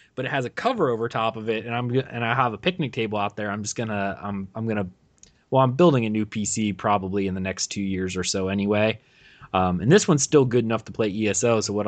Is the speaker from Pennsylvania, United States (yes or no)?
yes; Pennsylvania, United States; I'm from like rural Pennsylvania, and it just kind of feels weird.